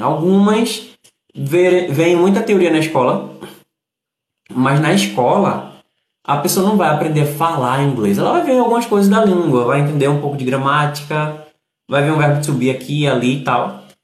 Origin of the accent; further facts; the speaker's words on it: Recife, Pernambuco, Brazil; Saudações recifenses. Kiko, tu és meu conterrâneo